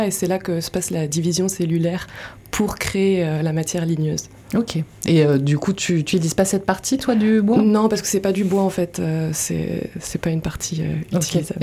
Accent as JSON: {"language": "French", "area": "Paris region", "region": "Île-de-France", "country": "France", "also_born_or_lived": "Montreal, Canada", "moved": "as an adult", "lives_now": "Landes, France", "said": "de région parisienne"}